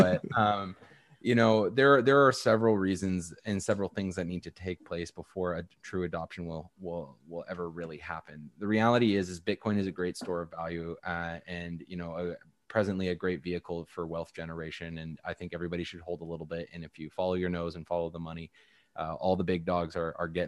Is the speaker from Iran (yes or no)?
no; Canada; I'm Canadian